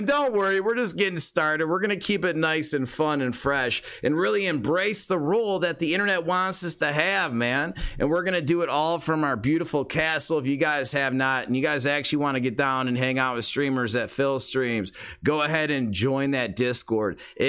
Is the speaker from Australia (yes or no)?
yes; Australia; I am Australian, so I'm allowed to say that.